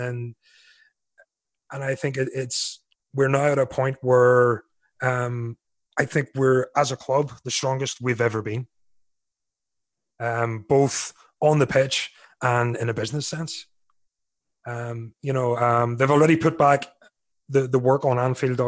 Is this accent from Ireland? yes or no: yes; Ireland; Being an Irishman